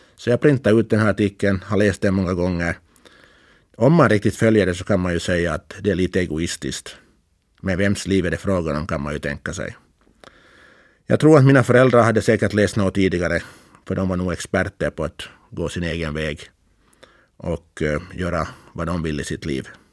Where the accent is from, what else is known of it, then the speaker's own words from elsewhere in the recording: Karis, Uusimaa, Finland; now in Åland, Finland; Jag var alltså född och uppvuxen i Karis